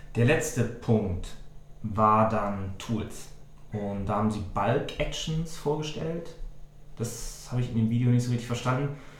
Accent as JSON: {"language": "German", "country": "Germany", "said": "Als, als Deutsche"}